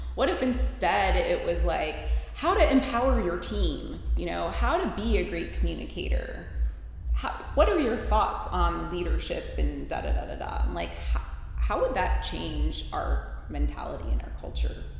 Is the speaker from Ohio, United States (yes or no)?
yes; Cleveland, Ohio, United States; moved away as an adult; also born or lived in Pittsburgh; am from Cleveland originally, but I went to college in Pittsburgh